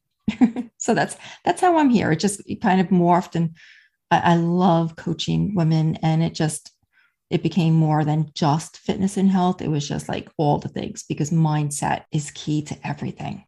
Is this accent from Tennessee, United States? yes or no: no; New York, United States; accent: New York; also born or lived in New Jersey / Charleston, South Carolina; now in Melbourne, Florida, United States; I'm originally from New York, born and raised there, spent many years in New Jersey